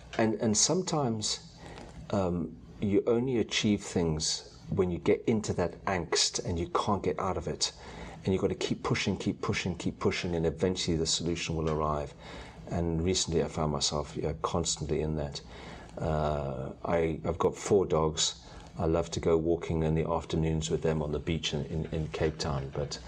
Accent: United Kingdom; Probably tea. {S4} Tea? {S0} I'm British.

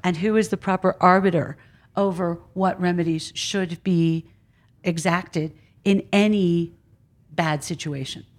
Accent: Philadelphia, Pennsylvania, United States; I'm from Philadelphia.

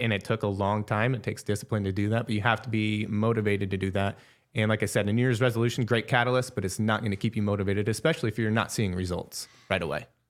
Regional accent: Wall Lake, Iowa, United States; I'm from small town Iowa, Wall Lake, Northwest Iowa

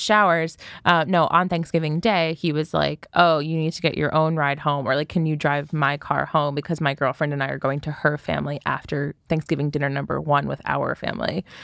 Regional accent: United States; as an American

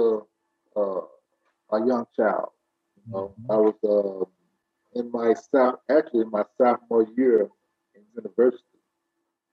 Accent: Memphis, Tennessee, United States; stay in my hometown amongst my family and friends

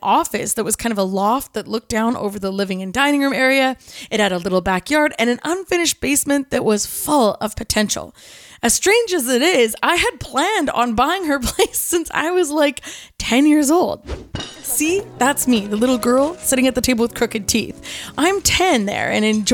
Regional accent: Kelowna, British Columbia, Canada; Growing up in Kelowna, especially as someone who was raised in the church

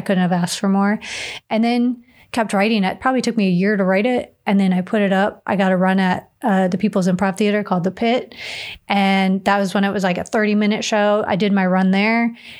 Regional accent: Chicago, Illinois, United States; now in Las Vegas, United States; I'm like, "Yeah, I grew up in Chicago.

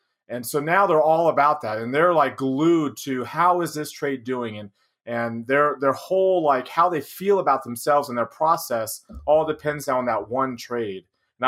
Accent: Denton, Texas, United States; moved away as an adult; now in Utah, United States; I'm from Denton, which is on top of those two.

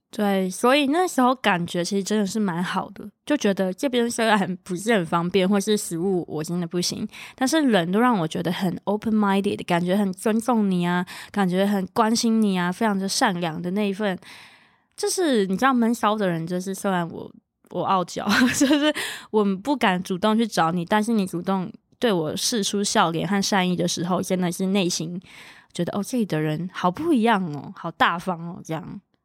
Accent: Zhonghe, New Taipei, Taiwan; moved away as an adult; now in United States; 我自己在双北长大，我住中和嘛

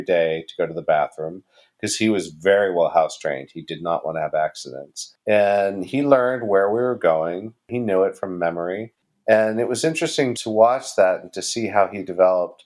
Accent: California, United States; now in New York, United States; I'm not from New York. I'm from California.

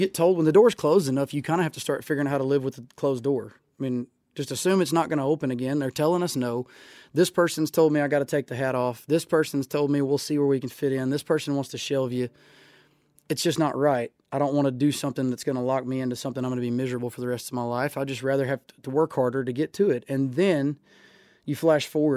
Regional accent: Sebastopol, Texas, United States; I grew up on Lake Livingston in Sebastopol, Texas, which is about 30 minutes from Huntsville

